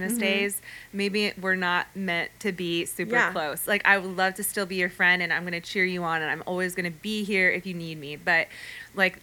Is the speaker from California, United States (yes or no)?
yes; San Fernando Valley, California, United States; accent: Valley Girl; my Valley Girl accent